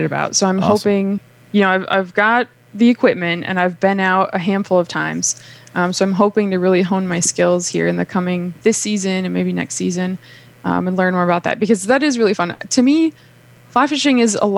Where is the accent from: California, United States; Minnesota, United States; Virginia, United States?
Minnesota, United States; now in East Tennessee, United States; I'm from Minnesota